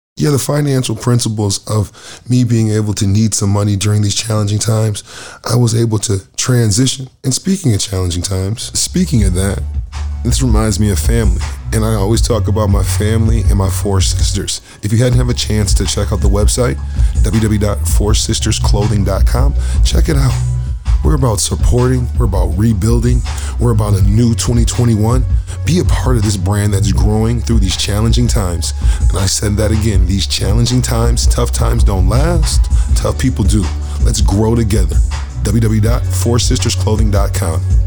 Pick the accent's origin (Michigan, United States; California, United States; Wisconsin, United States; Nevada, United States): Michigan, United States; Lansing; now in Canada; My hometown heroes from Lansing, Michigan